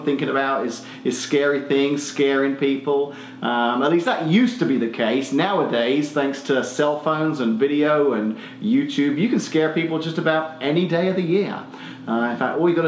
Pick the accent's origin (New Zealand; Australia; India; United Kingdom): Australia; accent: Australian (implied); moved away